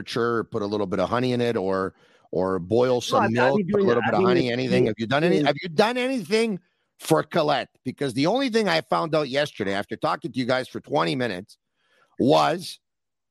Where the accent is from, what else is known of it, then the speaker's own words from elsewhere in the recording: Montreal, Quebec, Canada; I'm from Montreal